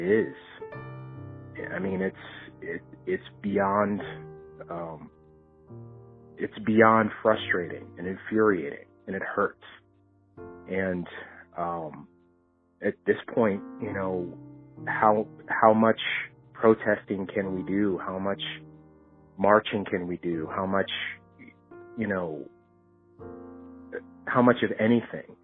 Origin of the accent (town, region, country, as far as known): Miami, Florida, United States; born or raised there; now in Louisville, United States